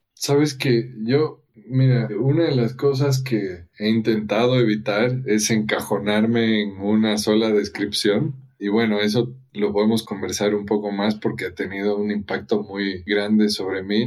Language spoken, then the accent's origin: Spanish; Ecuador; moved away as an adult; also born or lived in United States; Y yo nací y crecí en Ecuador, y a los 18 años me fui a vivir a Estados Unidos